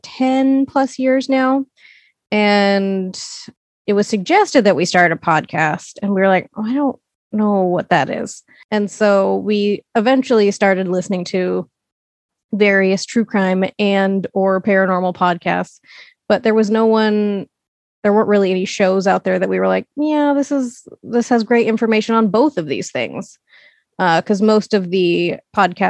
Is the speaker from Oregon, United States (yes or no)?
yes; Portland, Oregon, United States; born and raised in Portland, Oregon